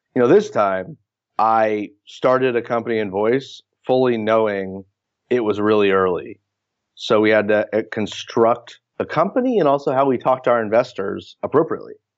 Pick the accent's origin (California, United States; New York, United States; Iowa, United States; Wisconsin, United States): California, United States; Palo Alto; I grew up in Palo Alto